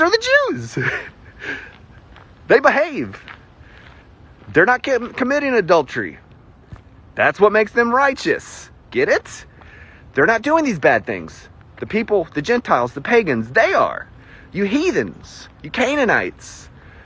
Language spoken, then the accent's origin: English; the South, United States; accent: southern; I already have a southern accent